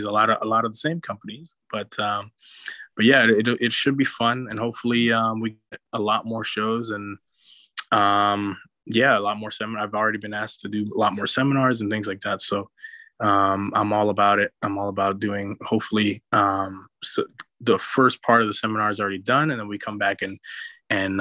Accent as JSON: {"language": "English", "town": "New York City", "region": "New York", "country": "United States", "tie": "born or raised there", "said": "I grew up in New York City"}